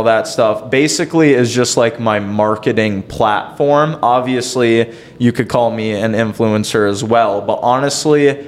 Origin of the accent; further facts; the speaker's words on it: Elk River, Minnesota, United States; also born or lived in Princeton, Minnesota; I've been in Elk River, Minnesota basically my whole life